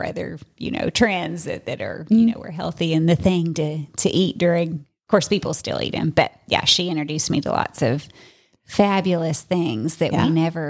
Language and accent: English; the South, United States; I'm from the South